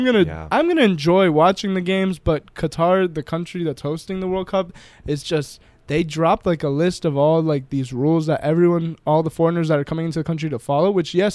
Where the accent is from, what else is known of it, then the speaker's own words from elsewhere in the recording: Barcelona, Catalonia, Spain; English is a second language; I saw the Liverpool fans arriving to Barcelona, and they're in the streets yelling, getting drunk.